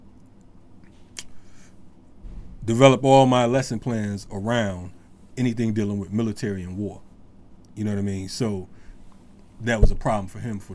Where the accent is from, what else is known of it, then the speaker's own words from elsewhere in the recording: Bridgeport, Connecticut, United States; I'm from Bridgeport, Connecticut.